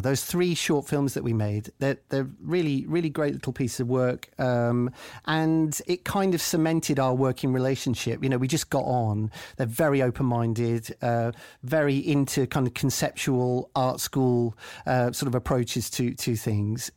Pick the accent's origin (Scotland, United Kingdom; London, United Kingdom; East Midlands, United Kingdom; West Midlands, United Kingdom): West Midlands, United Kingdom; Coventry; I'm from Coventry